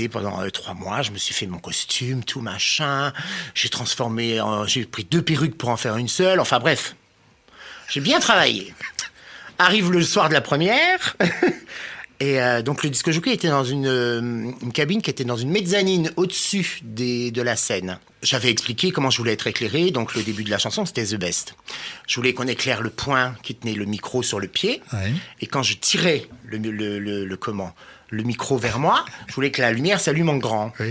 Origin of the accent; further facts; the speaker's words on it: Nancy, Grand Est, France; also born or lived in Metz; moi, je suis né à Nancy, moi.